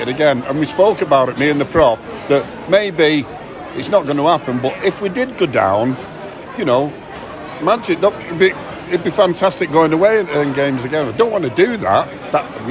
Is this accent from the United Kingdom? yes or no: yes; Manchester, North West England, United Kingdom; also born or lived in Hulme / Wythenshawe / Davyhulme; I was born in Hume and then moved up on the reservation in Widdenshaw and then lived in Davie for 25 years